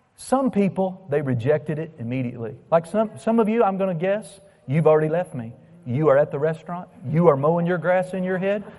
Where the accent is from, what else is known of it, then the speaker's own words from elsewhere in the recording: United States; I'm an American